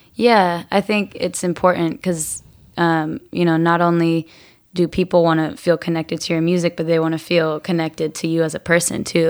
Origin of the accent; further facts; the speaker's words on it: Murrieta, Southern California, United States; I grew up in a town called Marietta. It's in Southern California.